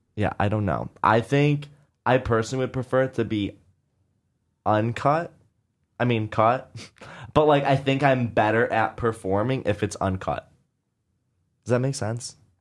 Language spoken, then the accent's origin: English; Syracuse, New York, United States; moved away as an adult; now in New York, United States; I grew up in Syracuse